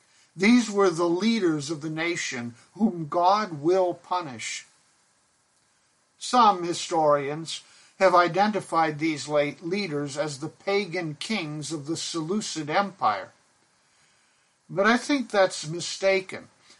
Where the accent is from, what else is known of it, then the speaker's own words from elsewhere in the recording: Pakistan; now in United States; When my brother and I were growing up in Pakistan, we had two sheep. We lived on the mission compound, where there was a cow, a flock of geese, chickens, and our two sheep.